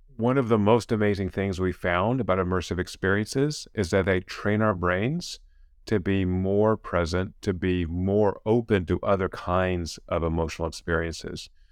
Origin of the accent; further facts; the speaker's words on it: California, United States; I come from California. I'm a professor at Claremont Ag University